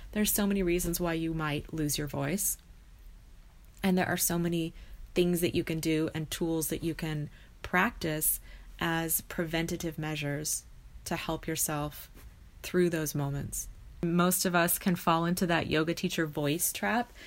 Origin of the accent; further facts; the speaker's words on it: United States; also born or lived in California / Idaho; I grew up in California and Idaho, so in two different states